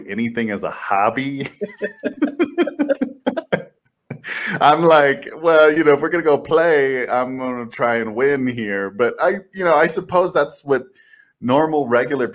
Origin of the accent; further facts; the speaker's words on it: El Paso, Texas, United States; I grew up in El Paso, Texas